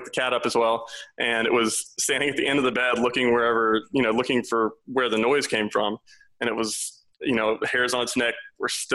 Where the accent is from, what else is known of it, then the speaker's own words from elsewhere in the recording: South Louisiana, United States; I'm originally from South Louisiana